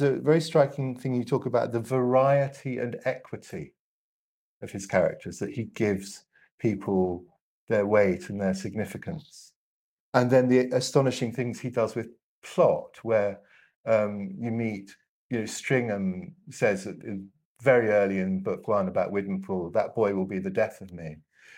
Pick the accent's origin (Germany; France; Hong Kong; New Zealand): Hong Kong; also born or lived in Ireland; my mother was Irish, I grew up mainly in Hong Kong, and I rate Powell in the same way that you